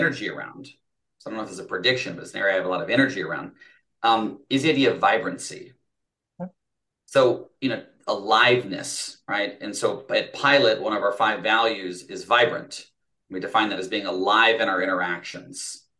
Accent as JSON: {"language": "English", "town": "Fort Collins", "region": "Colorado", "country": "United States", "tie": "born or raised there", "said": "There we go. My hometown."}